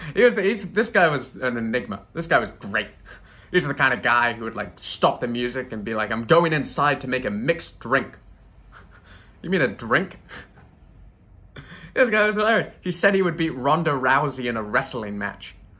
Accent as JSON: {"language": "English", "country": "United Kingdom", "moved": "yes", "lives_now": "United States", "said": "as a Brit"}